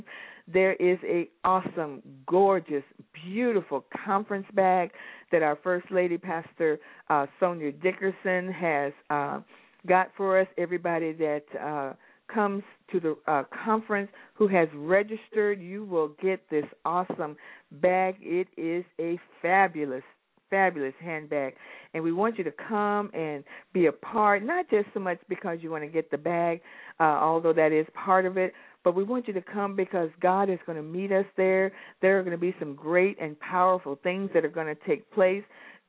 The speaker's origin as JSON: {"language": "English", "region": "Alaska", "country": "United States", "tie": "born or raised there", "also_born_or_lived": "California / Little Rock, Arkansas / Hawaii", "said": "people I knew growing up in Alaska, people I knew in California and Little Rock, Arkansas, a lot of places where I've lived and been in Hawaii, everywhere."}